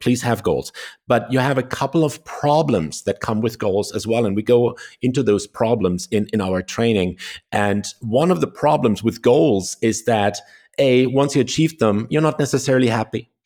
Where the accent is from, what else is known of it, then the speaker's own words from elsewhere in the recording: Germany; I was born in Germany